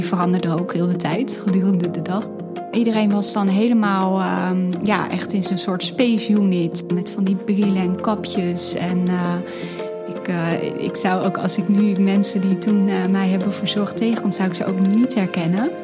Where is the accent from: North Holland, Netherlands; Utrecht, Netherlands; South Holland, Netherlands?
North Holland, Netherlands; Hilversum area; ik kom uit de omgeving van Hilversum